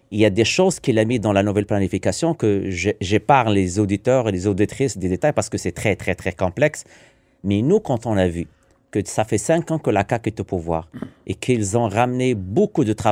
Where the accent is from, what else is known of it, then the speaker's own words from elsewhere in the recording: Quebec, Canada; Et moi, ça m'écœure en tant que Québécois.